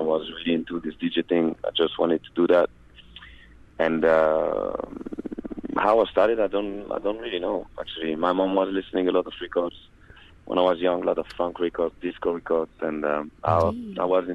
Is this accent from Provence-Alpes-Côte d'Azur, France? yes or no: yes; Marseille, Provence-Alpes-Côte d'Azur, France; English is a second language; I'm from Marseille, and I grew up with, like, Italian, Corsican people.